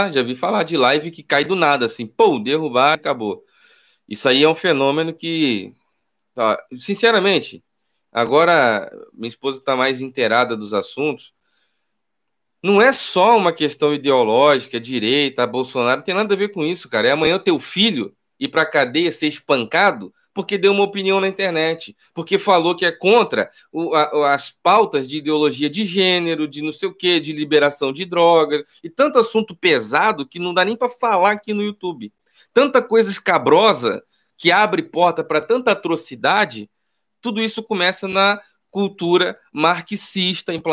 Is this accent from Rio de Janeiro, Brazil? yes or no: yes; Rio de Janeiro, Brazil; also born or lived in Nova Iguaçu; Sou nascido e criado no Rio de Janeiro, morei, nasci no Irajá, morei em Nova Iguaçu, foi capa de jornais e revistas como um dos lugares mais perigosos e violentos do Brasil